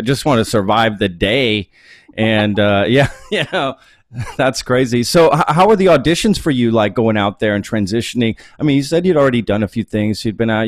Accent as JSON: {"language": "English", "town": "Dallas", "region": "Texas", "country": "United States", "tie": "born or raised there", "lives_now": "Austin, United States", "said": "I grew up in the Dallas area too"}